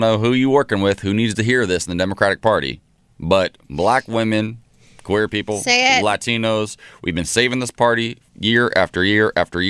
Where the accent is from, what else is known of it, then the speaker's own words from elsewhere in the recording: Ohio, United States; moved away; my home state of Ohio.